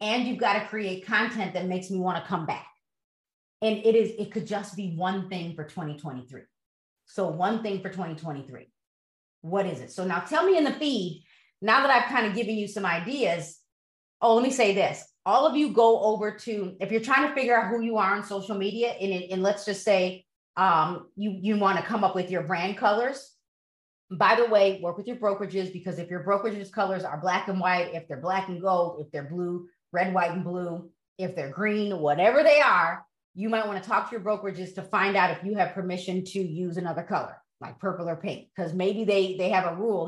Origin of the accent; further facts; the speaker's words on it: Broadview, Illinois, United States; also born or lived in DuPage County, Illinois; I grew up in Broadview